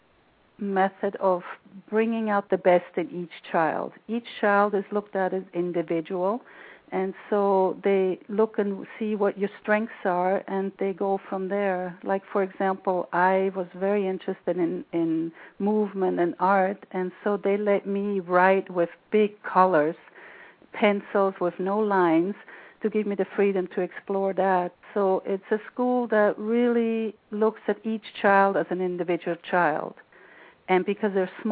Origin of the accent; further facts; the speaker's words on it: Rio de Janeiro, Brazil; moved away; I was born in 1953 in Rio, which is one of the most beautiful cities on earth. And my childhood was a very nurturing, very well-rounded childhood.